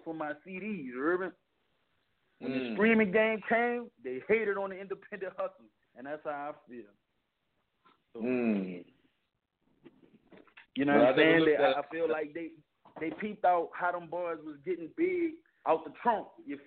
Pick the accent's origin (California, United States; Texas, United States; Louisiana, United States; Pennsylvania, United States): Louisiana, United States; New Orleans; I'm in New Orleans